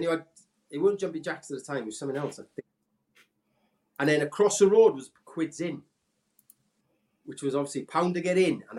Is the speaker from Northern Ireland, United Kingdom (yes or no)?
no; Aberdare, Wales, United Kingdom; I'm from Aberdare. I'm from Aberhamon.